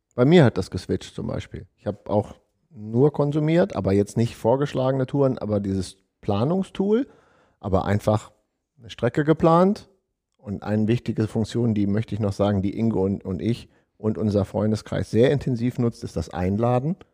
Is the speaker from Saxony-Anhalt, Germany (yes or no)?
no; Deister, Lower Saxony, Germany; meine Heimat, den Deister